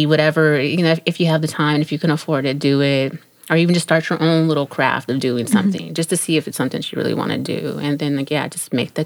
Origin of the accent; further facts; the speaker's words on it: San Jose, California, United States; moved away as an adult; also born or lived in Miami; now in East Coast, United States; I am originally from San Jose, California. That is home